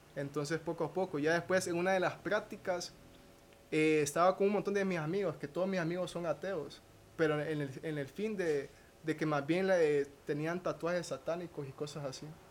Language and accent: Spanish; Danlí, El Paraíso, Honduras; soy de Daniel Paraíso